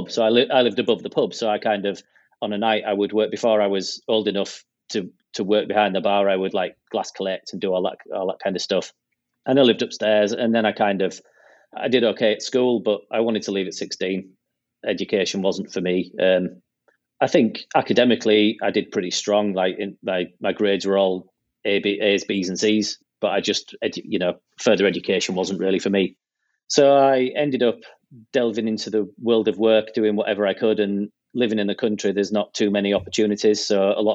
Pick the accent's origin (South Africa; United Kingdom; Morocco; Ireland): United Kingdom; Pickering, Yorkshire and the Humber; also born or lived in Hull, East Yorkshire; when I was 8, 9 years old, we moved to where I live now, which is a little market town in North Yorkshire called Pickering